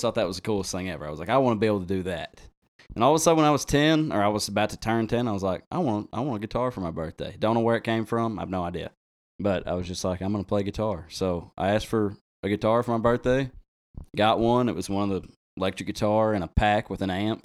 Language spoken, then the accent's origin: English; Drasco, Arkansas, United States; also born or lived in Conway, Arkansas; I'm from Drasco